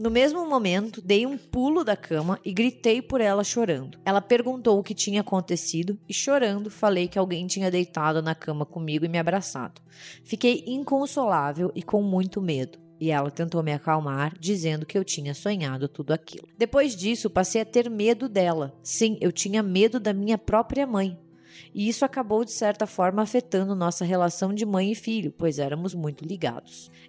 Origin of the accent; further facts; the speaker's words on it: Natal, Rio Grande do Norte, Brazil; Oi, gente … sou de Natal, Rio Grande do Norte